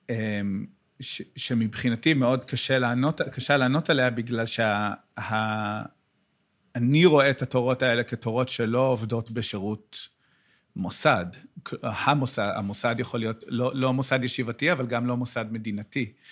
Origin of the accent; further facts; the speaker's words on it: United States; Hebrew is a second language; גם אני, גם אני בא מאמריקה